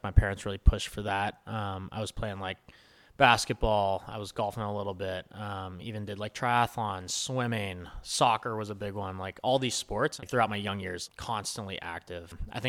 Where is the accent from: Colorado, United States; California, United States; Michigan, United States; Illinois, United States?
California, United States; Los Altos; So I grew up in the Bay Area, California, this small town, Los Altos, kind of like a countryside town a bit.